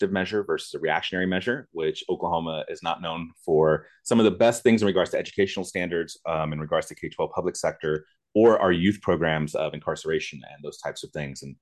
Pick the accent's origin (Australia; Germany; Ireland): Germany; I grew up in West Germany when the wall was still up and it was actually called West Germany.